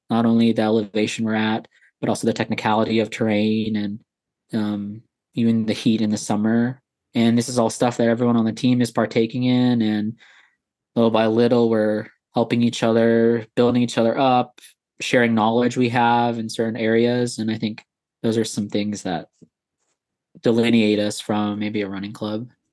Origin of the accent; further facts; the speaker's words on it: Anchorage, Alaska, United States; moved away as an adult; now in Texas, United States; I was born and raised in Anchorage, Alaska